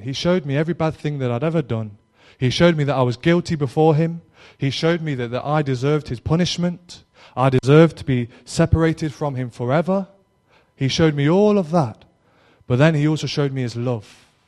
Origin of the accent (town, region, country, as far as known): Derby, East Midlands, United Kingdom; now in Cornwall, United Kingdom